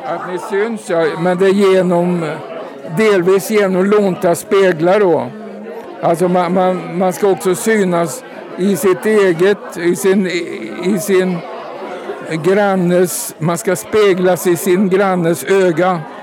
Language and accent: Swedish; Värmland, Sweden; hemma i Värmland